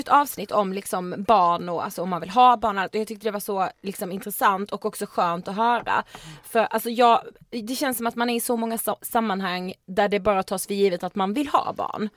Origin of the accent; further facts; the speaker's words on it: Karlshamn, Blekinge, Sweden; nämnde jag att vi kom från Karlshamn?